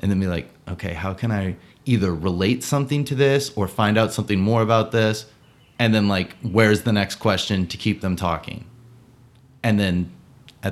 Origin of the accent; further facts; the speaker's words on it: New Hampshire, United States; also born or lived in California; I was born in California, but I was raised in New Hampshire.